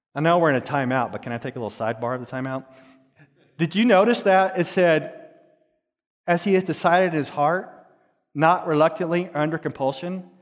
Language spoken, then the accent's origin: English; Dallas, Texas, United States; I grew up in Texas in a place called Dallas, in a certain place called Pleasant Grove.